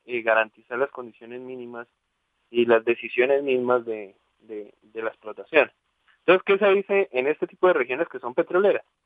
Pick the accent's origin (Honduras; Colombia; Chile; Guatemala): Colombia